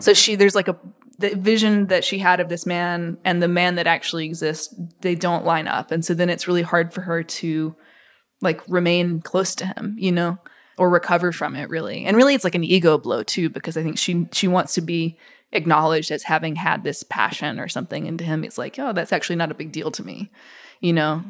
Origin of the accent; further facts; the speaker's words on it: Mississippi, United States; growing up in Mississippi